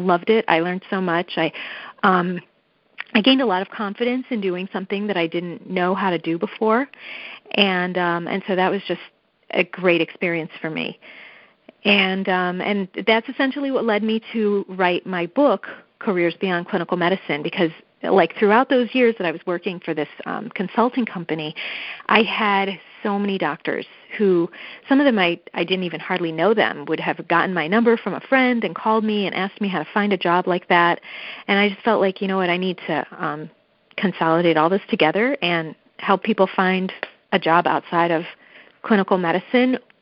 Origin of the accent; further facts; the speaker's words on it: Cleveland, Ohio, United States; I did grow up in Cleveland, Ohio